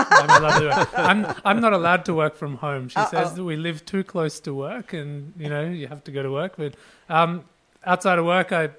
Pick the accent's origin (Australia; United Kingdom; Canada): Australia; moved away as an adult; also born or lived in Pune, India / Melbourne, Australia; now in United States; Originally from India. I was born in India, in Pune, and then I moved to Australia when I was 5 years old.